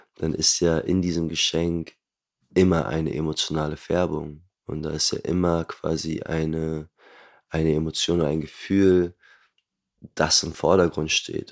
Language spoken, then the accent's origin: German; Hamburg, Germany; Ich bin Hamburger äh, geboren und aufgewachsen, lebe auch dort heute noch